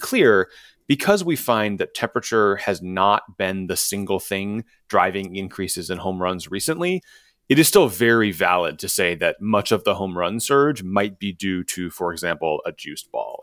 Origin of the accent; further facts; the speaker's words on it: Chicago, Illinois, United States; Wrigley Field, which is walking distance from, from where I grew up in Chicago